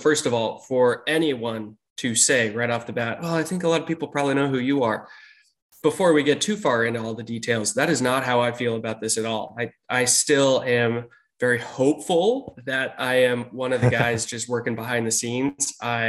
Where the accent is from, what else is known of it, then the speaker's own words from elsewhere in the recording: Portland, Oregon, United States; moved away; born and raised in Portland, Oregon. Grew up there, worked as an EMT, got married there, and loved Portland for a long time.